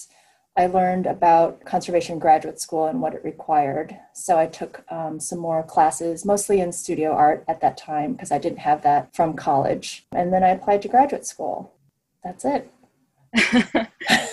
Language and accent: English; Midwest, United States; moved away; I grew up in the Midwest in a large town that, you know, didn't have an art museum